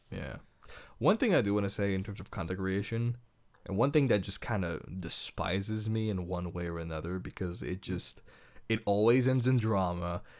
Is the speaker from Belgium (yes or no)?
yes; Belgium; I am from Belgium. I'm European.